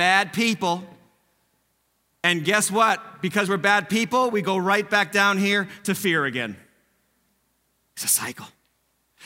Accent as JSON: {"language": "English", "country": "United States"}